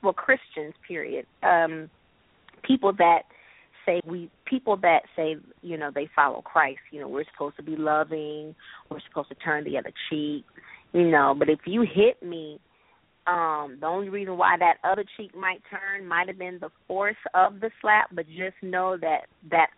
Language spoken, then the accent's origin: English; Rockford, Illinois, United States; I grew up in Rockford.